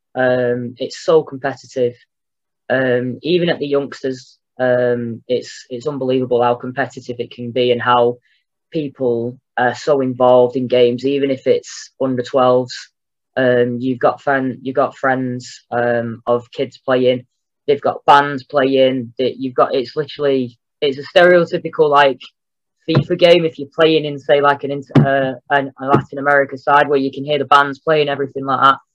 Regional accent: England, United Kingdom; moved away as an adult; also born or lived in Mexico / United States; I turn up as an Englishman

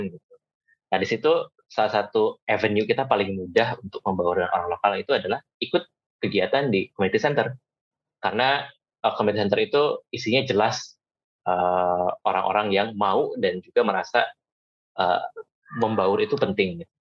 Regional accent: Bandung, West Java, Indonesia; moved away as an adult; tapi buat gue yang datang dari Bandung dan hidup di sana 22 tahun, menyicipi uh, apa ya keberagaman dan juga menyicipi dunia itu ya dari situ.

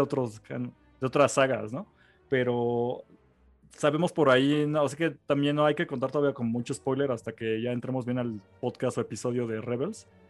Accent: Mexico City, Mexico; Pues porque somos de México

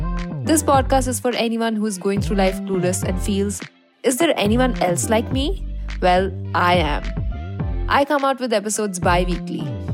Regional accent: India; I'm an Indian girl in my 20s

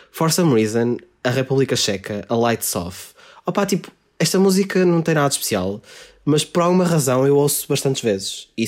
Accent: Cyprus; Eu e o Malheiro nascemos, nascidos e criados no, no Chipre.

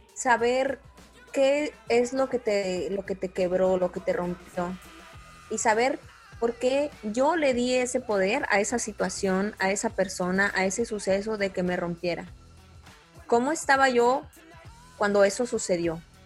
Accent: Mexico; soy mujer, soy mexicana

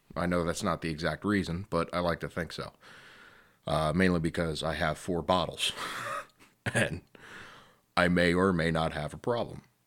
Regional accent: Delaware County, Pennsylvania, United States; I am one man from Delco.

